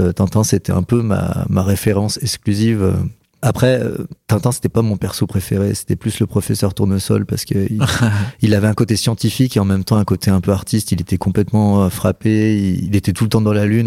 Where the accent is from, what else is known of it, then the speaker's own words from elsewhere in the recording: Auvergne-Rhône-Alpes, France; also born or lived in Paris region / Nevers; je suis né en région parisienne, mais j'ai grandi euh, en centre-France, euh, dans des villes comme Moulins, Molusson, Nevers.